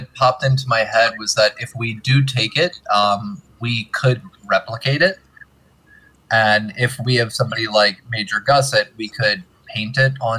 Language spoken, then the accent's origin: English; California, United States; I'm from California. I know what cougars are, all right? And they're everywhere in Cali.